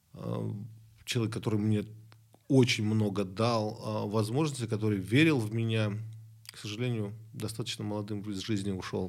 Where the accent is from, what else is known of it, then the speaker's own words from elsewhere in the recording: Rostov-on-Don, Rostov Oblast, Russia; moved away; Я из Ростова-на-Дону